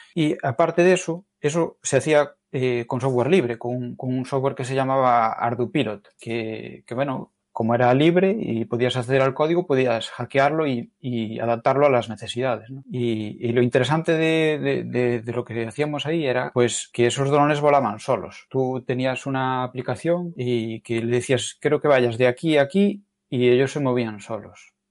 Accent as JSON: {"language": "Spanish", "region": "Galicia", "country": "Spain", "said": "como los gallegos decimos"}